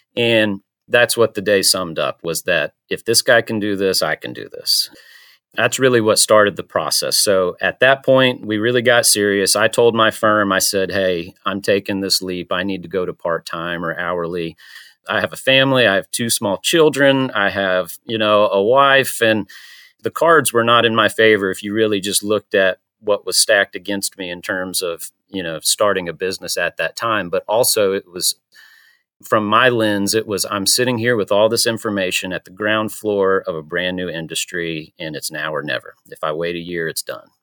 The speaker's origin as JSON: {"language": "English", "town": "Panama City", "region": "Florida", "country": "United States", "moved": "yes", "lives_now": "Chattanooga, United States", "said": "I'm from Panama City, Florida. Uh, I've been in Chattanooga for about fifteen years now"}